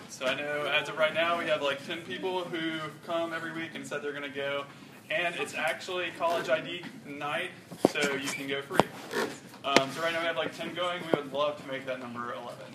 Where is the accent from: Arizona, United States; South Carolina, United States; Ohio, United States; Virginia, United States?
South Carolina, United States; Rock Hill; I grew up in Rock Hill. It's about an hour north of here.